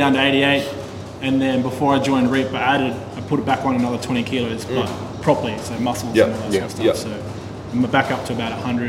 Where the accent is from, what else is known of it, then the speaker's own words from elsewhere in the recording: Sydney, New South Wales, Australia; also born or lived in Canterbury; I'm from Sydney. I was born in Canterbury, but I'm from Sydney.